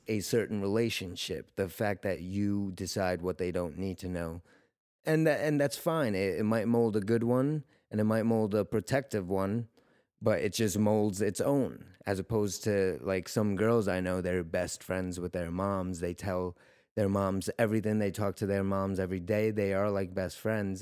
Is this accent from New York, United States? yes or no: yes; New York, United States; moved away as an adult; also born or lived in Russia; now in California, United States; I'm originally from Russia, but I grew up in New York, and uh, I got out to California almost two years ago